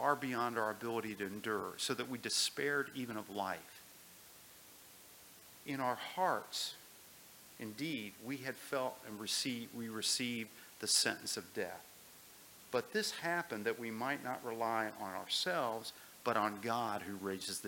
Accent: United States; I grew up on the Ohio River

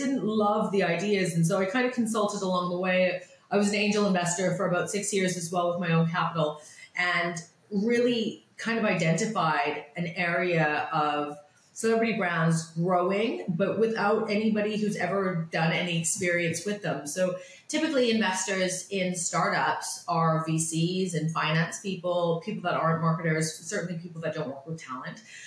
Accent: suburb of Vancouver, British Columbia, Canada; moved away as an adult; also born or lived in London, England; I'm Canadian. I'm from a very small town, suburb of Vancouver. I grew up with big dreams

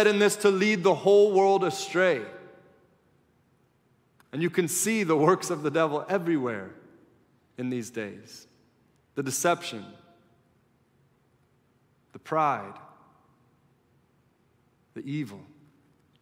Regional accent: United States; being an American and knowing my own heart and living among Americans

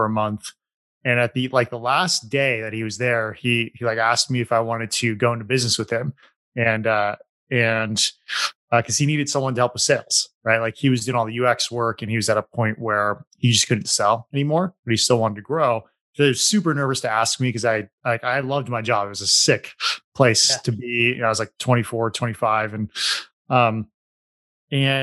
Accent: Bend, Oregon, United States; Bend, Oregon, which is my hometown

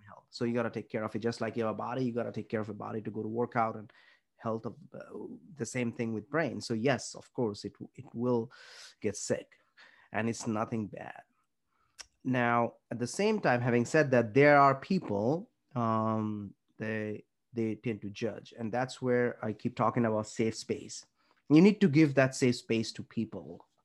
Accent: India; we grew up in India or in Southeast Asian community

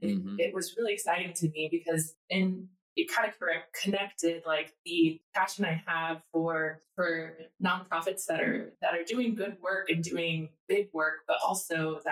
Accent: Kansas City, Missouri, United States; also born or lived in Mauritania / Rwanda; I am from Kansas City, and I moved away from Kansas City for a while for college. And I was in the Peace Corps, focused on education. Mm. I was in Mauritania in West Africa. And then I spent some time in Rwanda. And I came back to Kansas City

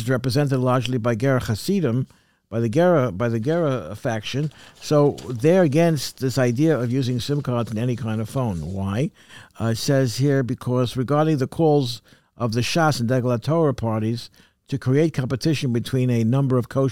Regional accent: New York City, New York, United States; we lived, born and raised in Crown Heights

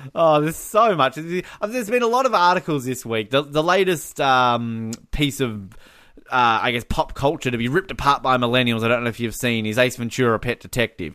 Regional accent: Australia; as an Australian

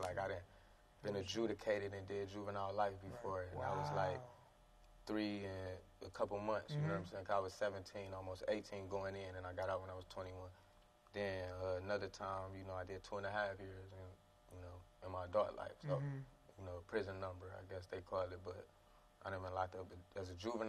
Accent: East Cleveland, Ohio, United States; It was tough. Like, you know, you just poverty.

